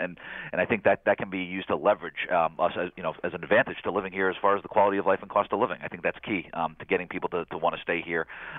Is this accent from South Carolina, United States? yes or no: no; New York, United States; Personally, I grew up in New York, but it was brought back here.